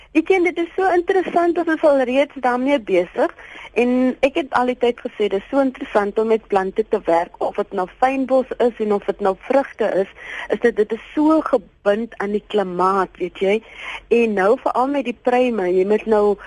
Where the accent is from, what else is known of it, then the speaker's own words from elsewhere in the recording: Abbotsdale, Western Cape, South Africa; Ek is eintlik van Abbotstyle, net so by die Kenmarmsbury, dis 'n klein sendingstorpie. Dis waar ek groot geword